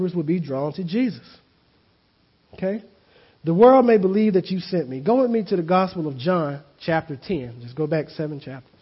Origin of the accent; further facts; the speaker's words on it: the South, United States; I grew up in the South